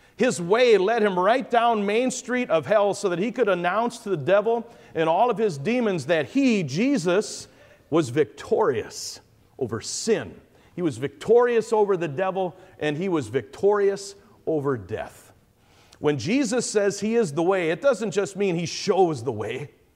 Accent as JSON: {"language": "English", "town": "Caledonia", "region": "Wisconsin", "country": "United States", "said": "I'm from Wisconsin, the far southeastern corner, this place called Caledonia."}